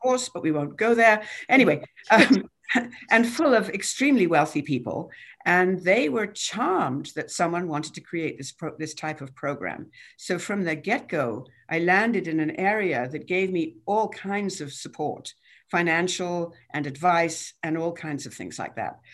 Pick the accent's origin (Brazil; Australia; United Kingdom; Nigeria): United Kingdom; England; moved away as an adult; now in United States; I was born in England and came over when I was twenty-two